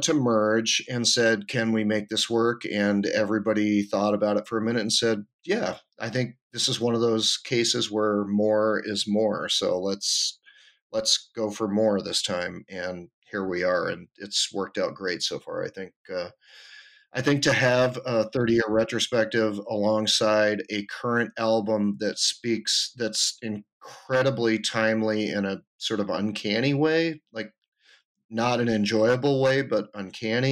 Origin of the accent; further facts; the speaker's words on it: the Adirondacks, New York, United States; moved away as an adult; also born or lived in Twin Cities, Minnesota / Austin, Texas; now in San Francisco, United States; I grew up in the Adirondacks